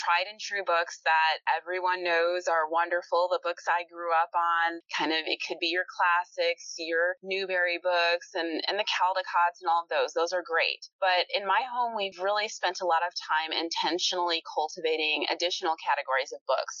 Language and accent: English; Illinois, United States; now in Atlanta, United States; I'm from Illinois